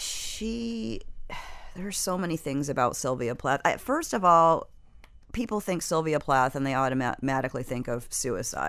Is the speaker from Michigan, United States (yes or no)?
yes; Michigan, United States; now in South Florida, United States; I come from Michigan, which is a place where people are kind of taught to keep their feelings to themselves